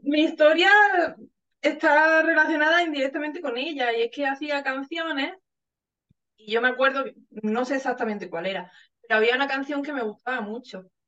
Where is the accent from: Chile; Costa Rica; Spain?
Spain; southern Spain; si es del sur, si es de mi pueblo, si es de España en general